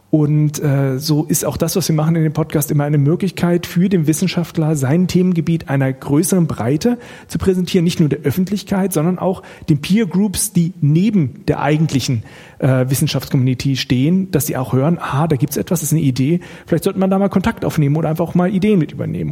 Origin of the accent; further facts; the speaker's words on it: Bad Pyrmont, Lower Saxony, Germany; moved away as an adult; now in Karlsruhe, Germany; ich komme etwas mehr aus der Nähe hier ursprünglich, nämlich aus Bad Pyrmont, das ist in Niedersachsen